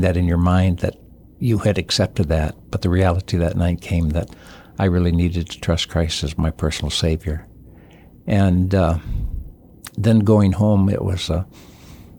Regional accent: St. Johns, Michigan, United States; moved away as an adult; also born or lived in Chuuk; Born in basically St. John's, Michigan, which is just north of Lansing, Michigan.

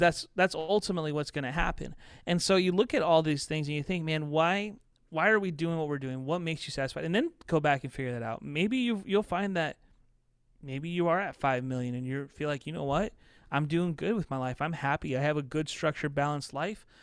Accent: southern Indiana, United States; moved away; also born or lived in Chicago, Illinois; I ended up graduating in a small town in southern Indiana

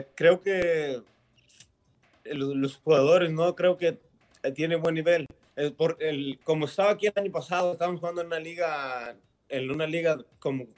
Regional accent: Mexico; moved away; sí nací en, en México yo

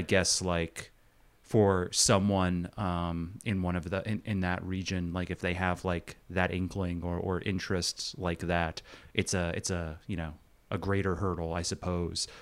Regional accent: Long Island, New York, United States; born or raised there; moved away as an adult; also born or lived in Queens, New York / Brooklyn, New York

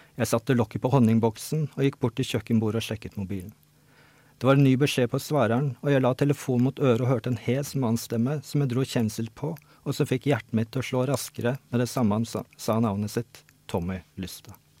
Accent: Norway; also born or lived in Oslo; jeg flytta jo ut fra Oslo ut på bygda i barndommen da jeg var en, sånn, eh, ja, åtte år eller noe

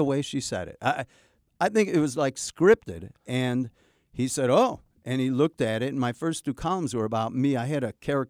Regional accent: Chicago, Illinois, United States; And I come from Chicago.

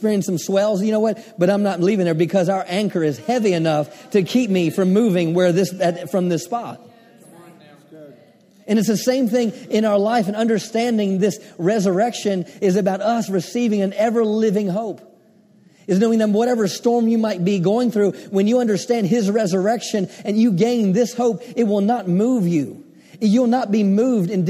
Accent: Maryland, United States; I grew up on the Chesapeake Bay, grew up on the water in Maryland

